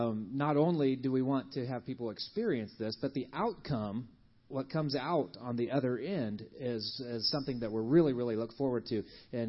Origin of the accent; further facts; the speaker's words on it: Kenya; born there; I was born in Kenya and have spent much of my life in short-term mission projects with my parents